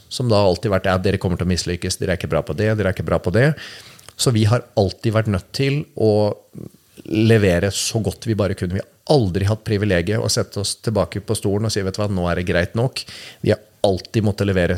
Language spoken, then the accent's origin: Norwegian; Norway; vi er født i Norge